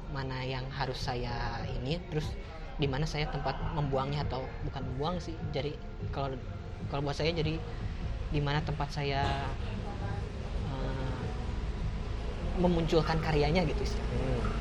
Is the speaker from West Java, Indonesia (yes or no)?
yes; Tasikmalaya, West Java, Indonesia; mungkin contohnya di kasus kampung saya gitu di kampung naga di Tasik ada sebuah hutan